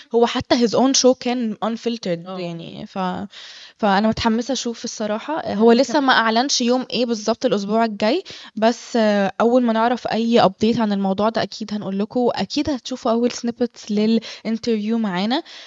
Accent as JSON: {"language": "Arabic", "country": "Egypt", "said": "احنا مصريين"}